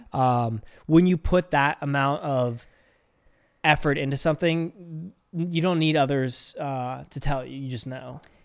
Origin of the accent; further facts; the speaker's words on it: Pittsburgh, Pennsylvania, United States; accent: Pittsburgh; We're all from Pittsburgh